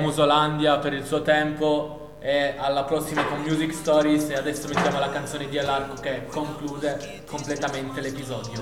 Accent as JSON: {"language": "Italian", "town": "Turin", "region": "Piedmont", "country": "Italy", "said": "noi due siamo di San Salvario"}